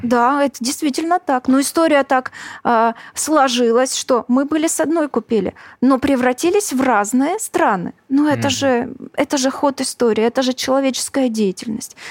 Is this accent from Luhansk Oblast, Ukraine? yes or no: yes; Luhansk, Luhansk Oblast, Ukraine; moved away; also born or lived in Crimea; я родилась в Луганске. Это была Украина. Поэтому я являюсь украинкой.